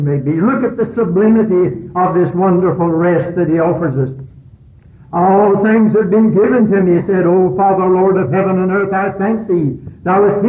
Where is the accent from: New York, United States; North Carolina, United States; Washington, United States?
North Carolina, United States; Catawba County; When I grew up here in Catawba County, out there at old Corinth Church, in the horse and buggy days